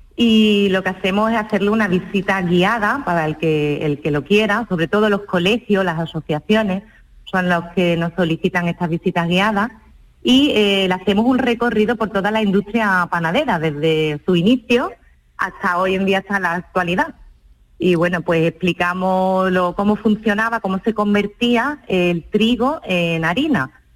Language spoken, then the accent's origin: Spanish; Ronda, Andalusia, Spain; mi tierra, con el lugar que me vio nacer y crecer, que es Ronda